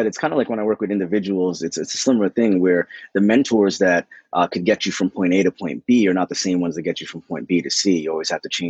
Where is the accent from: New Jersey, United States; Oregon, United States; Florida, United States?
New Jersey, United States; We're all East Coasters. I'm from New Jersey.